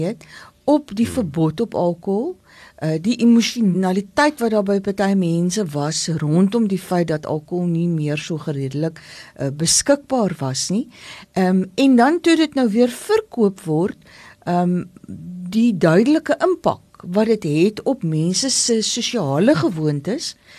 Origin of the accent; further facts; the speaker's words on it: Paarl, Western Cape, South Africa; Ek kom uit die Parel uit.